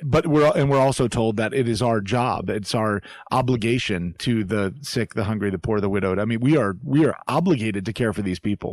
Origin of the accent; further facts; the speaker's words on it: Florida, United States; growing up in Florida as a kid